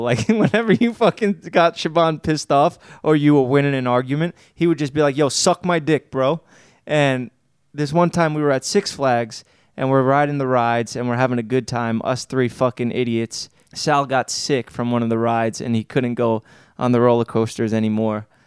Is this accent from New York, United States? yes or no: yes; New York City, New York, United States; growing up in Staten Island, I'm around a bunch of scumbags